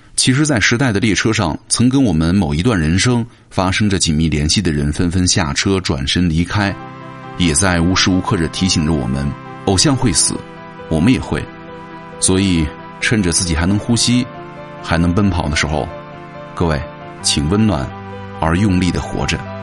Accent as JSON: {"language": "Chinese", "country": "China", "said": "我们中国人"}